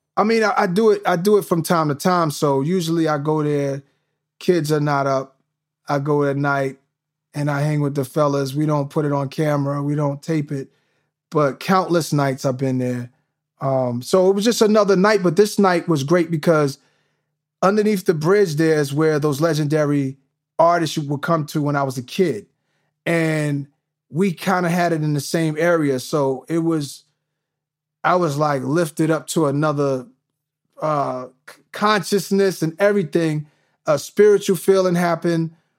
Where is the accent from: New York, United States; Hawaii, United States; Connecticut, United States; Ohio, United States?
New York, United States; all of these things I'm watching growing up in New York, it gave me a piece of everything